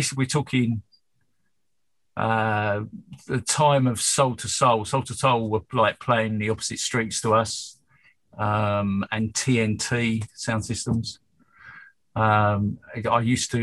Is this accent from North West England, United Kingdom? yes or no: no; East Molesey, South East England, United Kingdom; I didn't live in London. I grew up in East Molesey.